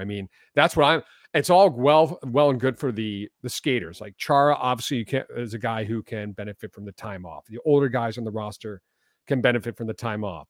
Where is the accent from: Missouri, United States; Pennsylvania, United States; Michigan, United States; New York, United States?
Pennsylvania, United States; Villanova; also born or lived in Philadelphia; I was born, I mean, in Philadelphia, but I grew up, uh, probably Villanova is where, the town that people know the most.